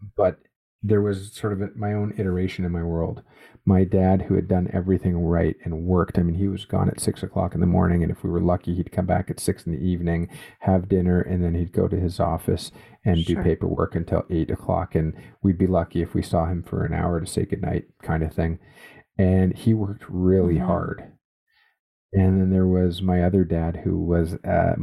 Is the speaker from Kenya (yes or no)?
no; Canada; a Canadian, born and raised in Canada, educated in Canada